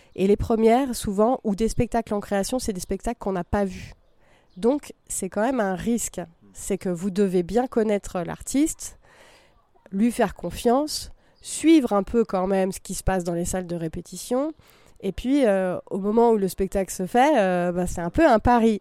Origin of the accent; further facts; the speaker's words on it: Vercors, Drôme, Auvergne-Rhône-Alpes, France; je viens du, du Vercors, de la Drôme